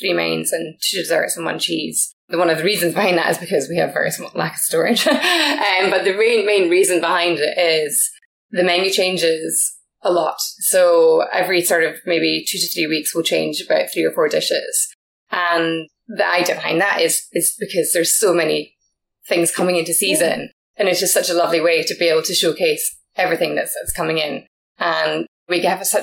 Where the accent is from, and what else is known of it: Scotland, United Kingdom